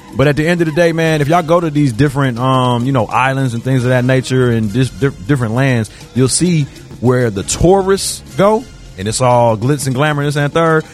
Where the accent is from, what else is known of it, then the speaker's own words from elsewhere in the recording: Chicago, Illinois, United States; I'm from Chicago